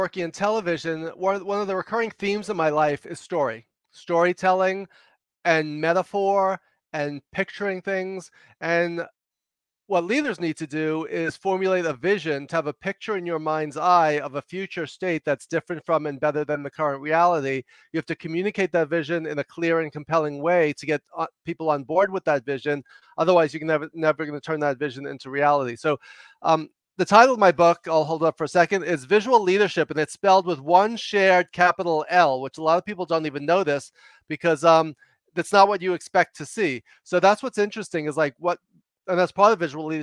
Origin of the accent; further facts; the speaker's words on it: New York City, New York, United States; also born or lived in Los Angeles; I talk fast and loud because I'm from New York